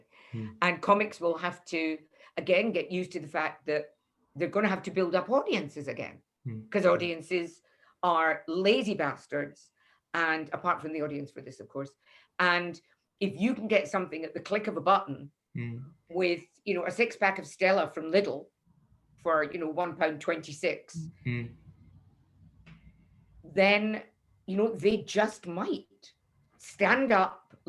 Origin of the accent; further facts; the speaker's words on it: Leith, Scotland, United Kingdom; And why does nobody ever talk about Scottish comics? Nobody came to review me and I'm from Leith.